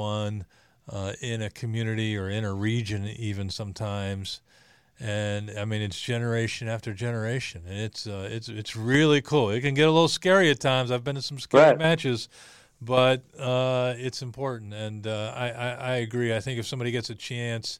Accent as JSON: {"language": "English", "region": "Western Pennsylvania", "country": "United States", "tie": "born or raised there", "said": "I grew up in Western PA"}